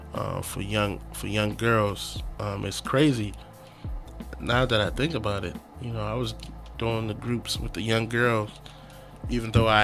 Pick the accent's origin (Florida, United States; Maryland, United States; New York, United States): Maryland, United States; Prince George's County; also born or lived in Nigeria / Texas; I was born in Nigeria. Came here when I was 8 and a half. Came straight to PG County, Maryland.